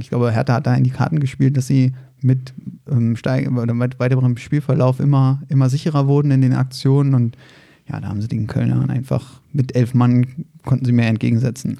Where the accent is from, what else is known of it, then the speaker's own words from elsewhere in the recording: Berlin, Germany; moved away as an adult; now in Frankfurt, Germany; ich bin in Berlin-Reinigendorf geboren